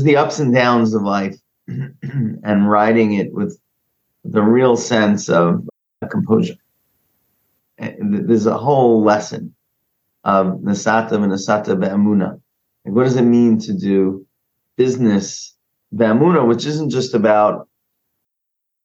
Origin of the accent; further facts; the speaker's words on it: New York City, New York, United States; That's where I grew up. I grew up in Queens